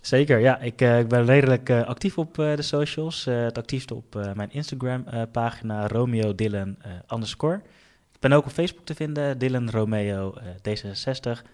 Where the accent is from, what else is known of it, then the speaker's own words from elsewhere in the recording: The Hague, South Holland, Netherlands; Den Haag is eigenlijk de stad ehm, eh, waar ik ben opgegroeid